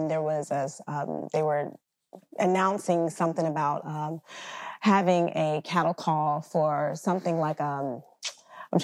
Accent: Central Texas, United States; moved away as an adult; now in Georgia, United States; I'm from Central Texas, and I just wanted more for my life. And my mother and I, we just picked up and we relocated

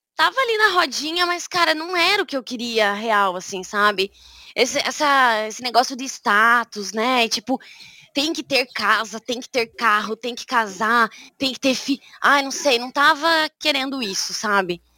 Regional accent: Curitiba, Paraná, Brazil; first language Portuguese; moved away as an adult; now in Groningen, Netherlands; sou curitibana, né? Na verdade, eu sou do interior do Paraná, mas cresci em Curitiba

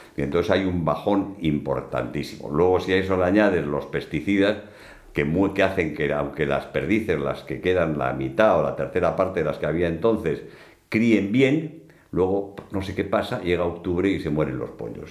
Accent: Bilbao, Basque Country, Spain; also born or lived in Getxo / Madrid / Los Angeles / London; yo nací en, en Guecho, en Vizcaya, el 26 de agosto de 1949, o sea que tengo 70 años, ¿eh? pero me considero no de Guecho, sino me considero más de Bilbao, donde he vivido la mayor parte de mi vida

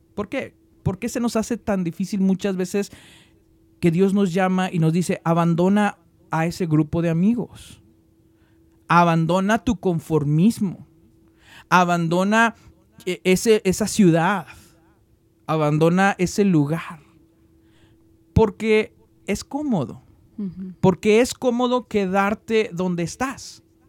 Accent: Mexico; now in United States; que no somos este, estadounidenses, pero somos mexicanos, extrañamos nuestra patria, amamos nuestra patria

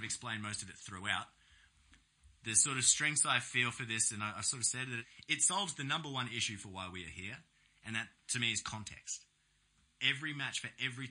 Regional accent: Australia; as an Australian

